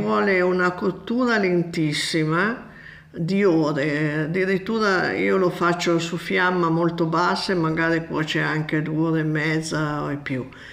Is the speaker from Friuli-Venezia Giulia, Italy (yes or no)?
no; Borgomanero, Piedmont, Italy; also born or lived in Bolzano Novarese; sono nata a Borgomanero in Piemonte.